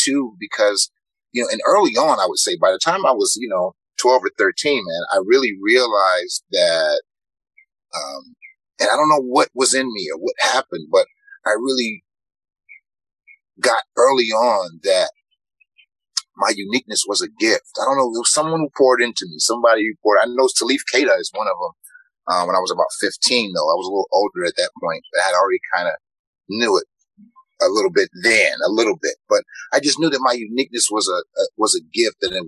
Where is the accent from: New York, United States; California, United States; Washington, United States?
California, United States; Los Angeles; Growing up in South Central Los Angeles, where, you know, you didn't see a lot of black men who looked like me at all